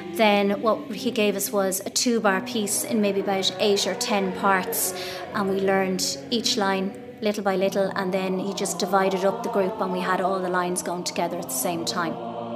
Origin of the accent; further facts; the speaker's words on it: Kilkenny, Leinster, Ireland; now in Castlecomer, Ireland; I'm originally from Kilkenny. I'm now living in Castlecomer.